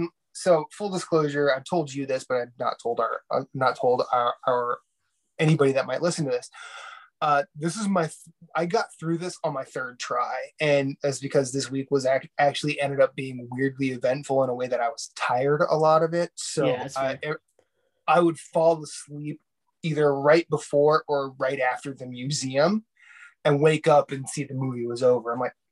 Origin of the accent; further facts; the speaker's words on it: New York, United States; It begins and ends with an X. I'm from New York.